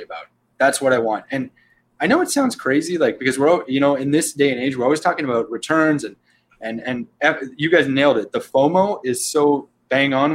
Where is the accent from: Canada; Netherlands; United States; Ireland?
Canada; we're all Canadian backgrounds here